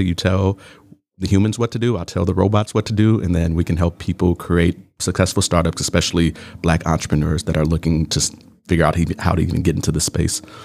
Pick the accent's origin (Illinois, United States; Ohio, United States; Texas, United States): Illinois, United States; Chicago; moved away as an adult; now in Milwaukee, United States; I am originally from Chicago, Southside, Bronzeville, represent